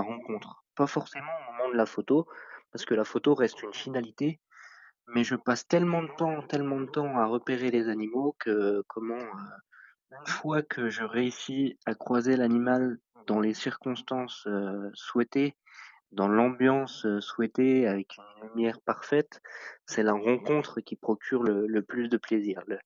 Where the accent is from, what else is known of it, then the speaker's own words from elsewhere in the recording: Meurthe-et-Moselle, Grand Est, France; je suis originaire de Meurthe-et-Moselle